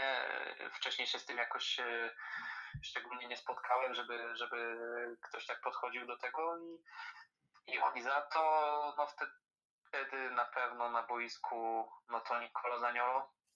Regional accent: Poland; u nas w Krakowie

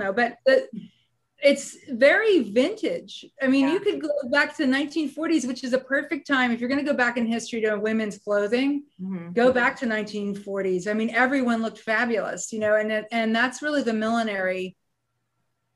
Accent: United States; as an American designer

